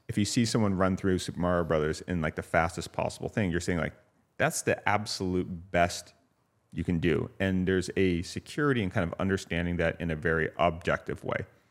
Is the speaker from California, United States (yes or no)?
yes; Santa Ynez, California, United States; born or raised there; also born or lived in Santa Barbara, California